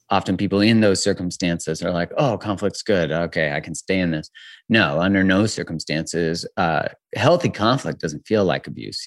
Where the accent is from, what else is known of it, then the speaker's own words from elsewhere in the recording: Calgary, Alberta, Canada; also born or lived in Vancouver, Canada; I'm 42, and I am from originally in Calgary, Canada.